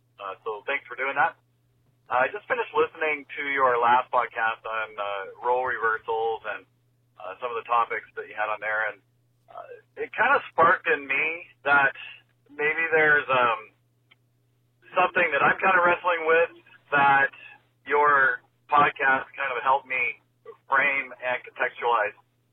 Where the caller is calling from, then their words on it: Canada; I'm calling from Canada.